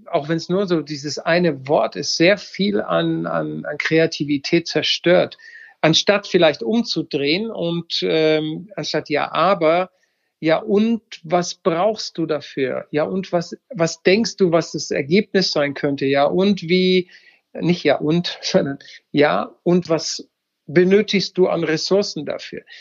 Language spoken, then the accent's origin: German; Baden-Württemberg, Germany; ich sage, ich bin selber Schwabe, du hast gerade die Schwaben, man muss schwäbisch agieren